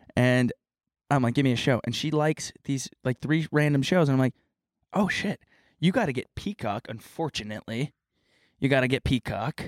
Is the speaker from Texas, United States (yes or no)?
yes; Texas, United States; Southern, I'm from Texas.